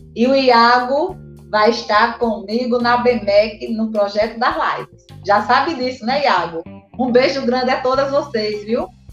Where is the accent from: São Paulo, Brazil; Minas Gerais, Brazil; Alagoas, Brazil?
Alagoas, Brazil; Arapiraca; now in Maceió, Brazil; Sou do interior. Tenho o maior orgulho de ser de Arapiraca. Moro em Maceió.